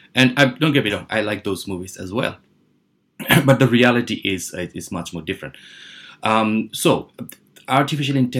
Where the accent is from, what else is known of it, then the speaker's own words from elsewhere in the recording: Bangladesh; moved away as an adult; also born or lived in United Kingdom / Helsinki, Finland; I was born in Bangladesh and then moved to UK when I was like 20